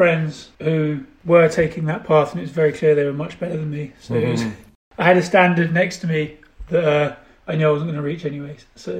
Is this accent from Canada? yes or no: no; Kingston upon Thames, London, United Kingdom; So I grew up just outside London, near a place called Kingston, sort of southwest.